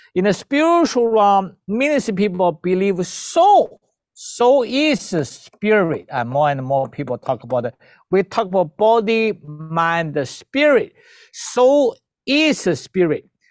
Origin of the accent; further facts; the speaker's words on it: China; moved away as an adult; also born or lived in Philippines / Vancouver, Canada; I was born in China.